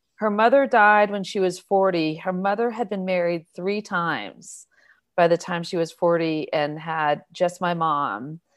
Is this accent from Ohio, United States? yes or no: no; Newbury Park, California, United States; also born or lived in Inglewood, California; I grew up in Ventura County